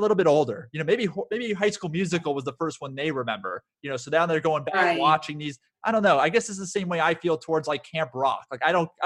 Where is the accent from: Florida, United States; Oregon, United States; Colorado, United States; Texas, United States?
Florida, United States; South; now in Los Angeles, United States; I grew up in Florida when I was watching these as a kid, but now that I live in Los Angeles